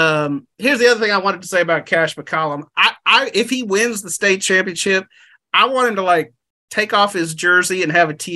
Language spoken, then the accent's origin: English; Brenham, Texas, United States; my hometown of Brenham, Texas.